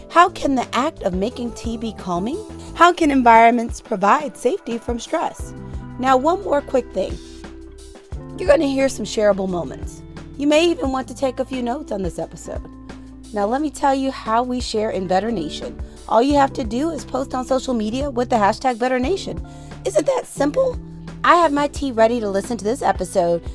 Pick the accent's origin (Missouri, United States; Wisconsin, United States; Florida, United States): Missouri, United States; St. Louis; my hometown of Saint Louis, Missouri